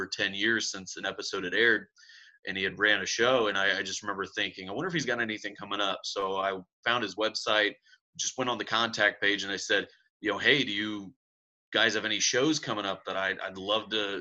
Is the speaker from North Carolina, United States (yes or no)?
no; Indianapolis, Indiana, United States; I'm from Indianapolis, Indiana, born and raised here, lived here my whole life.